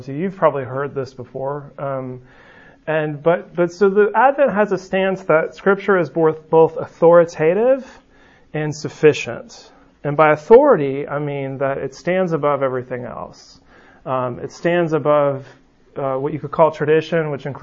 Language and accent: English; West Coast, United States; now in Birmingham, United States; where I grew up on the West Coast